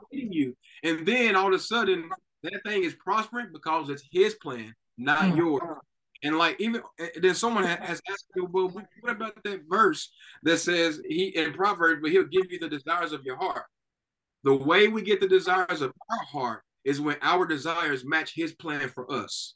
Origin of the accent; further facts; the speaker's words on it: Knoxville, Tennessee, United States; moved away as an adult; now in Texas, United States; both me and my wife were born and raised in Knoxville, Tennessee